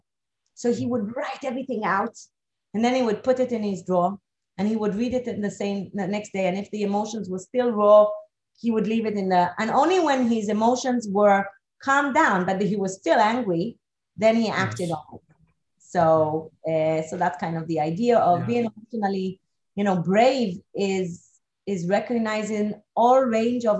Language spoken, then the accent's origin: English; Israel; moved away; also born or lived in Geneva / Moscow / Singapore; I come originally from Israel